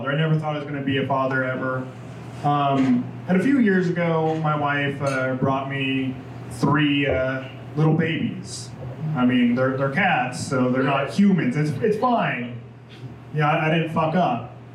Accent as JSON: {"language": "English", "town": "Denver", "region": "Colorado", "country": "United States", "said": "You know, like when I say I'm from Colorado, like Denver, I'm like close, I guess."}